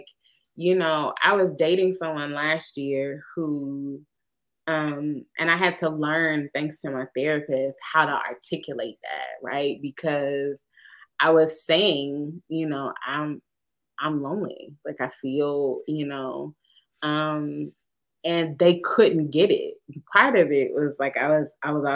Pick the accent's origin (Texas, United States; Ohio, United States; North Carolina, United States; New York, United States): North Carolina, United States; Winston-Salem; Wake Forest is in my hometown